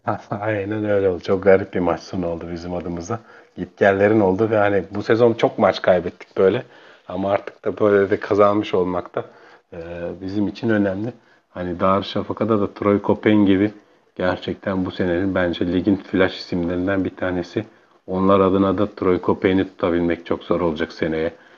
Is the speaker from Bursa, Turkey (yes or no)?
yes; Bursa, Turkey; göçmen, e, kökenli bir, e, Bursalıyım